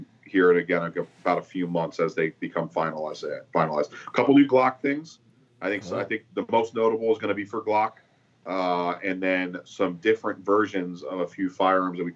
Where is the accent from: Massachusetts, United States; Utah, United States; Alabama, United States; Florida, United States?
Florida, United States; Boca Raton; moved away as an adult; now in Las Vegas, United States; Born and raised in Boca Raton, Florida